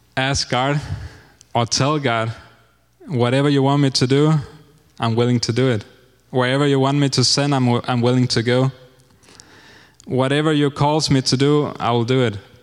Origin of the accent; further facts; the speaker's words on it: Denmark; moved away as an adult; now in Honduras; I'm 30 years old and I'm from Denmark